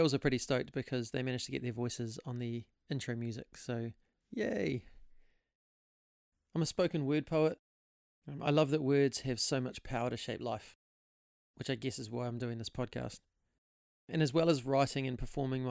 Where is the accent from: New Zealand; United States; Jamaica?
New Zealand; Hastings, Hawke's Bay; also born or lived in Auckland; now in Christchurch, New Zealand; I'm originally from Hastings in the Hawke's Bay